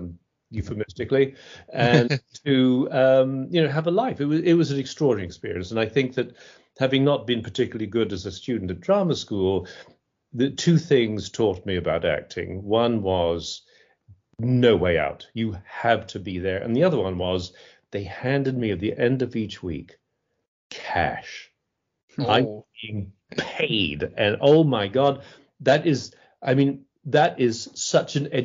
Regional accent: Scotland, United Kingdom; moved away as an adult; also born or lived in London / Switzerland; now in United States; So they switched it to Scotland, where I spent the rest of my education

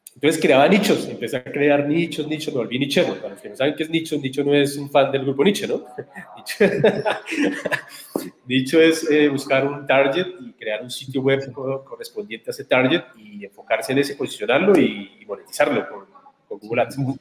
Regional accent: Barbosa, Santander, Colombia; nacido y criado en Barbosa, Santander.

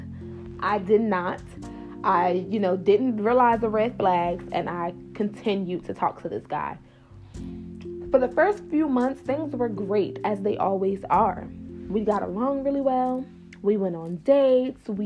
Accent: New Jersey, United States; I'm from New Jersey

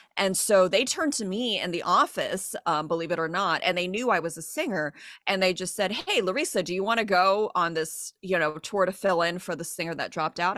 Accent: Diamond Bar, California, United States; Diamond Bar, my hometown

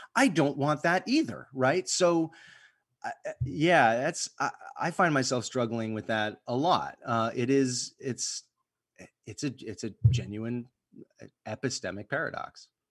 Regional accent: United States; I'm an American

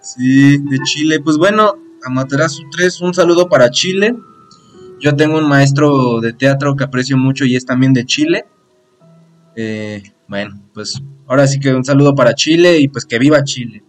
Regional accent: Mexico City, Mexico; Nosotros somos de la CDMX, de México, directos desde México

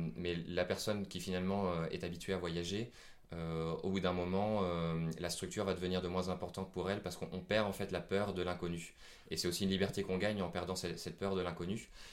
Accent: France; je suis français

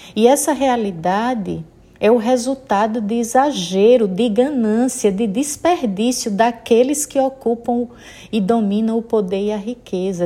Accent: Sergipe, Brazil; accent: nordestina (Northeastern Brazilian); now in Maceió, Brazil; pelo meu sotaque percebe que sou nordestina. Falo aqui de Maceió, Alagoas. Sou sergipana, mas já vivendo aqui nas terras alagoanas há 28 anos.

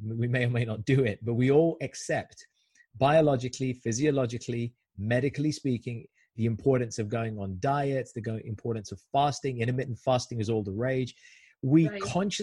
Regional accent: India; I'm Indian

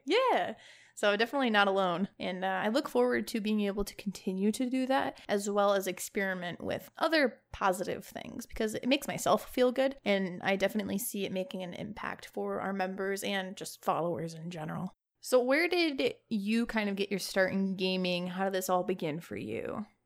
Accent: Chicago, Illinois, United States; moved away as an adult; now in Houston, United States; I am born and raised in Chicago, Illinois, and I most recently moved to Houston, Texas

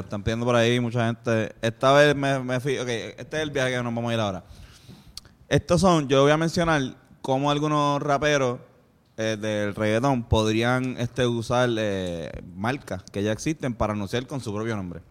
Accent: Puerto Rico; accent: boricua; eres puertorriqueño

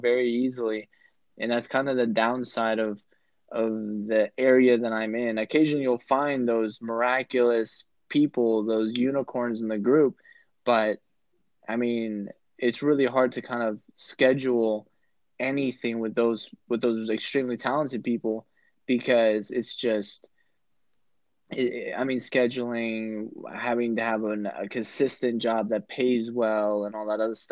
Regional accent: Virginia, United States; also born or lived in Florida; I was born and raised in Virginia

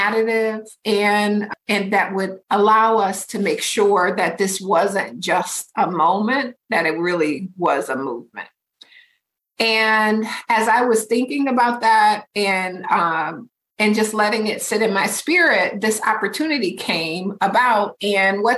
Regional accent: Detroit, Michigan, United States; moved away as an adult; now in Minneapolis, United States; move from Detroit, which is my hometown

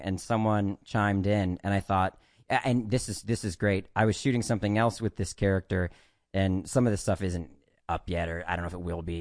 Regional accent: Maryland, United States; moved away as an adult; also born or lived in New York; the nice thing about growing up in Maryland is that, uh, you could go to New York for auditions

